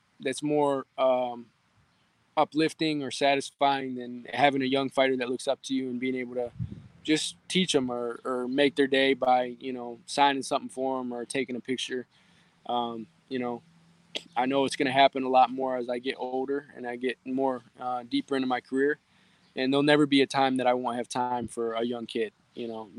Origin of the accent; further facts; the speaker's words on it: Michigan, United States; my hometown here in Michigan